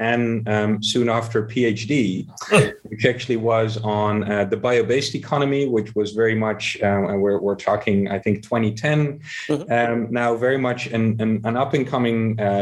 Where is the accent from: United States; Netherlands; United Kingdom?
Netherlands; Amsterdam, North Holland; here in Amsterdam, my hometown